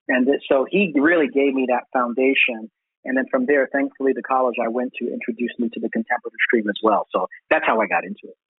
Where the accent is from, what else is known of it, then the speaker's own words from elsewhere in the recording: New York City, New York, United States; I was born in Brooklyn, but yeah, Puerto Rican descent